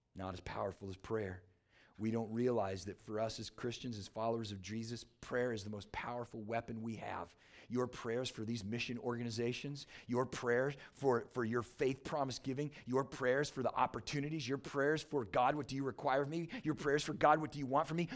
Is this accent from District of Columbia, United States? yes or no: no; San Diego, California, United States; now in Michigan, United States; I grew up in San Diego, California